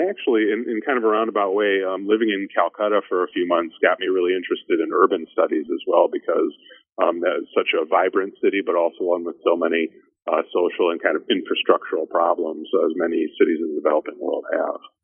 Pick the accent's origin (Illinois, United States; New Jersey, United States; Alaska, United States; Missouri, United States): Illinois, United States; Chicago; moved away as an adult; also born or lived in Austin, Texas; I grew up in Chicago and spent most of my life in the in the Midwest and around Chicago